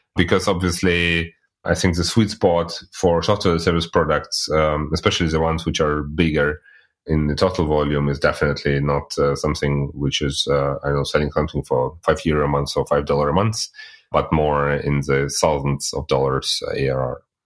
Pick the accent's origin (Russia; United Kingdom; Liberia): Russia; moved away as an adult; now in Germany; I'm originally coming from Russia, but living in Germany since, like, already eighteen years